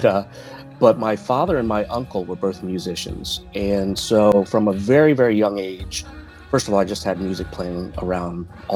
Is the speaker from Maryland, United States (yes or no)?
yes; Baltimore, Maryland, United States; now in Virginia, United States; I now live in Virginia, but I grew up in Baltimore.